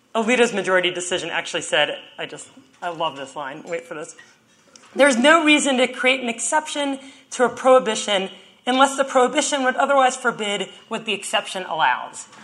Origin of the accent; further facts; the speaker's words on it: Texas, United States; my home state of Texas